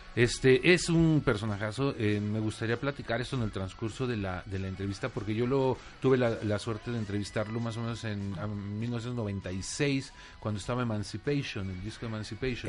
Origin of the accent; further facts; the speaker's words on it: Mexico City, Mexico; los chilangos no teníamos la costumbre de ir a conciertos